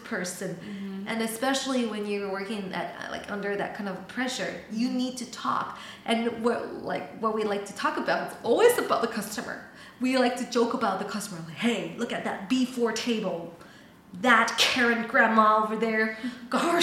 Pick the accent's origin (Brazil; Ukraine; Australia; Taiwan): Taiwan; English is a second language; moved away as an adult; I'm from Taiwan.